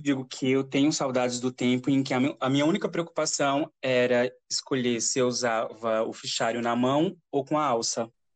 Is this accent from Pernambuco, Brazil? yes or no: yes; Caruaru, Pernambuco, Brazil; moved away as an adult; also born or lived in São Caetano; now in Curitiba, Brazil; Eu sou nasci em Caruaru na realidade, mas morava em São Caetano, depois fui para Caruaru e agora estou um pouco longe, estou morando em Curitiba